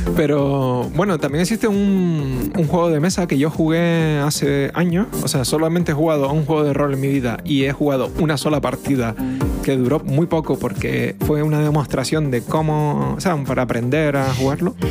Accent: Spain; somos españoles

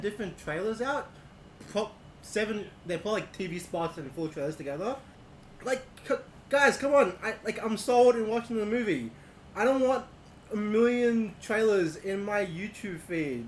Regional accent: Melbourne, Victoria, Australia; we're a group of guys from Melbourne, Australia

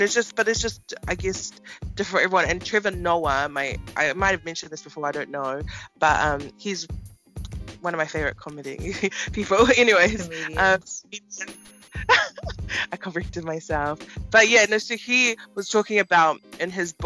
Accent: New Zealand; growing up in New Zealand, who was an islander, you know, we like are fully going into our Tongan world

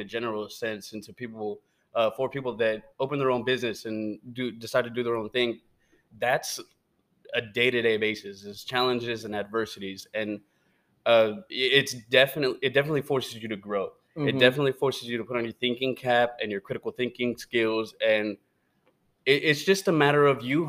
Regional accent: United States; I'm American. I don't know how to speak Spanish

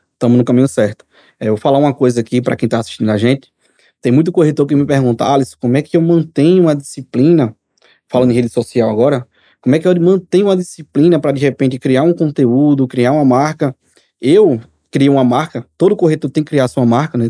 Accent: Maceió, Alagoas, Brazil; sou de Maceió

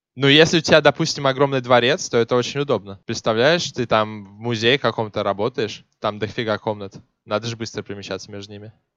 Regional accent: Moscow, Russia; moved away; я как исконный москвич

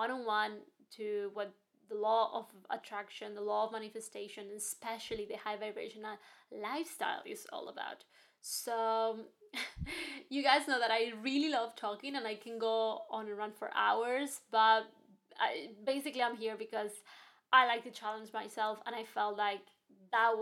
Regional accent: Spain; moved away as an adult; also born or lived in Hong Kong / New York; now in London, United Kingdom; I'm from Spain. I was born and raised in Spain, and then my life took me to Hong Kong for studies, and then I ended up in New York for my postgraduate

